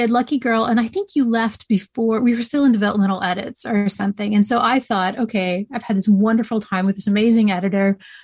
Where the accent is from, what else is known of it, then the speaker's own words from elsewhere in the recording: East Tennessee, United States; I grew up around the National Storytelling Center in East Tennessee.